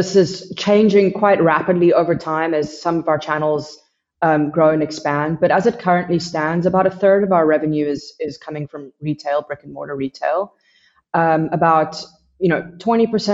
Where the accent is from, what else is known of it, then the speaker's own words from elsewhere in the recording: United States; moved away as an adult; now in South Africa; I'm based in South Africa. I'm originally from America